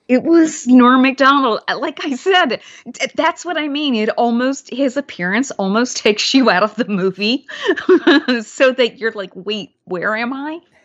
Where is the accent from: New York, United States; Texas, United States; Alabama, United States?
Alabama, United States; Mobile; I wasn't born there, but I grew up largely there in Alabama